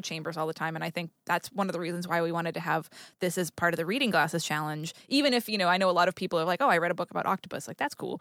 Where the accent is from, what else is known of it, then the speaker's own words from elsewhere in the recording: New England, United States; now in Los Angeles, United States; I grew up in New England